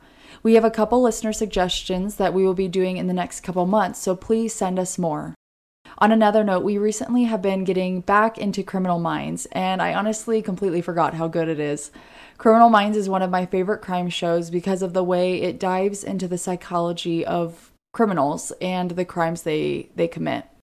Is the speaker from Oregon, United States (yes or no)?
yes; Oregon, United States; I am from Oregon.